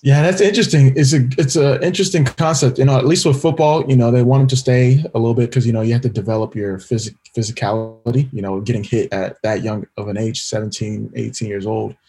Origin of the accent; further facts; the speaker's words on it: California, United States; first generation Nigerian American, born and raised in California